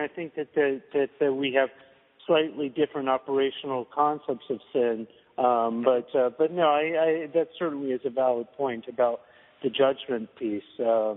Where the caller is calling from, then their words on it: Seattle, Washington, United States; I am actually calling from Seattle, yes.